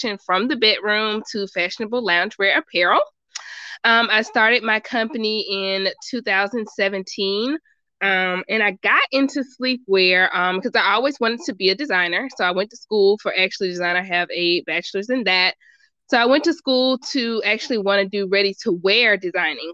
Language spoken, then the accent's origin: English; Birmingham, Alabama, United States; moved away as an adult; now in Atlanta, United States; I'm from Birmingham, so Atlanta was kind of like 2-hour drive